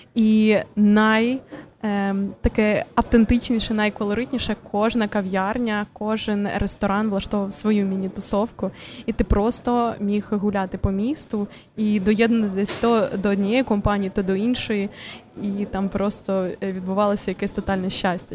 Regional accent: Kharkiv, Kharkiv Oblast, Ukraine; я з Харкова

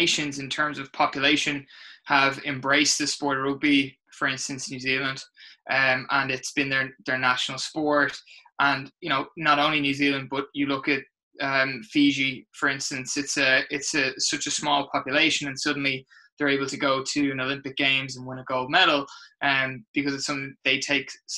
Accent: Ireland; accent: Irish; moved away as an adult; now in Canada; I'm originally from Ireland

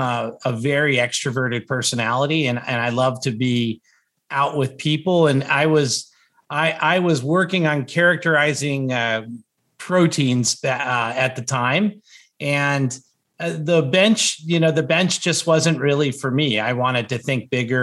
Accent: Southern California, United States; also born or lived in Bay Area, California; I grew up in Southern California

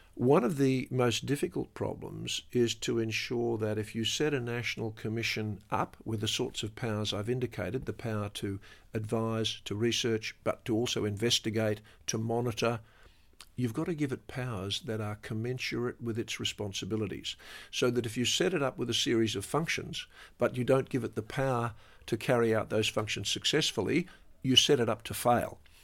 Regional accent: Australia; as an Australian

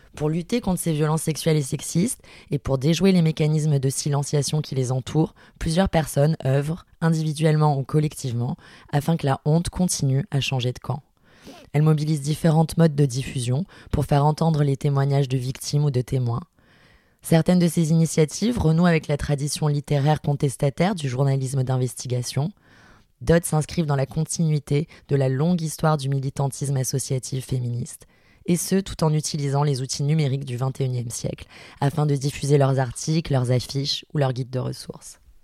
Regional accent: Marseille, Provence-Alpes-Côte d'Azur, France; je suis une femme cisgenre, marseillaise de 32 ans

